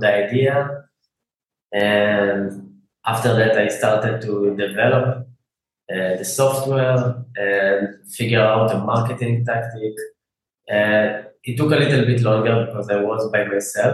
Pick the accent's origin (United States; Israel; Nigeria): Israel; I'm from Israel